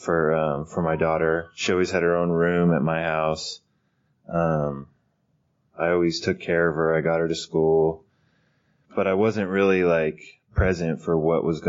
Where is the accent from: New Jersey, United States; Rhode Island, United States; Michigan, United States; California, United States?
California, United States; Fresno; now in Sacramento, United States; I grew up in Fresno, California